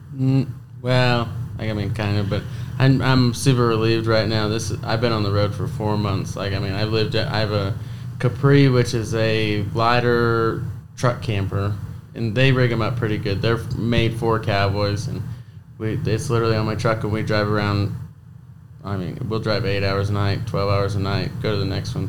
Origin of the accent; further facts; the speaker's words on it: Blackfoot, Idaho, United States; also born or lived in Montague, Idaho; I was raised in Blackfoot Idaho. I live in Montague, Idaho now